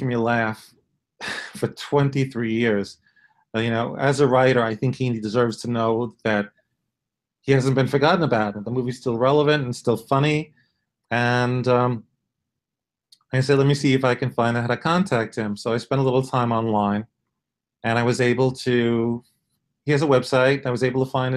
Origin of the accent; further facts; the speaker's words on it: New York City, New York, United States; moved away; I'm originally from Brooklyn